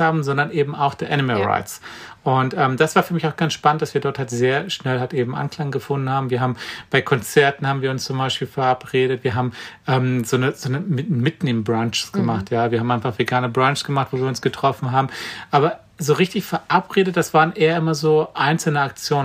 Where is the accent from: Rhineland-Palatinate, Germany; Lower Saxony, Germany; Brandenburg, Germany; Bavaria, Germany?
Brandenburg, Germany; ich komme aus Brandenburg